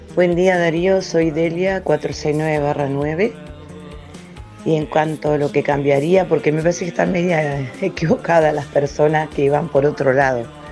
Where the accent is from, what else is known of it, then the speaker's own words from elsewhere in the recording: Juan Lacaze, Colonia, Uruguay; me nací, me crié hasta los 21 años que me casé y me fui del barrio